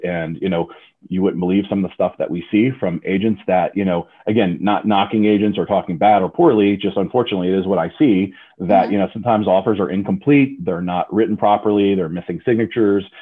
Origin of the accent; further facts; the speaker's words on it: Frederick, Maryland, United States; I was born and raised in the Frederick, Maryland area